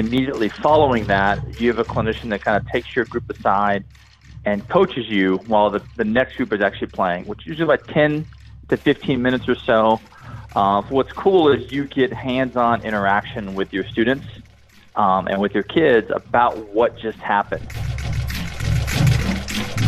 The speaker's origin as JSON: {"language": "English", "region": "Kentucky", "country": "United States", "also_born_or_lived": "Dallas", "moved": "yes", "said": "I'm originally from Kentucky"}